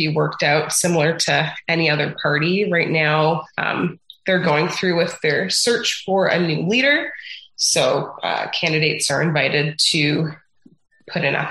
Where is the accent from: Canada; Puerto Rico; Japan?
Canada; Toronto, Ontario; also born or lived in Mexico; now in Peterborough, Canada; I grew up in Scarborough and I went to a Christian school in the area